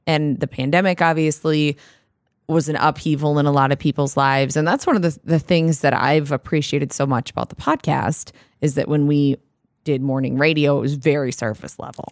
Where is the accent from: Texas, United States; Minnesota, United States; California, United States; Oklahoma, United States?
Minnesota, United States; we're from Minnesota